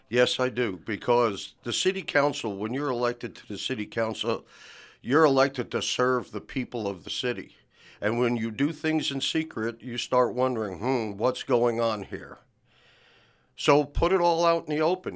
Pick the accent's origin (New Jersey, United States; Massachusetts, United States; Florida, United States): New Jersey, United States; also born or lived in California / Tecumseh, Oklahoma; now in Chickasha, United States; I was born and raised in New Jersey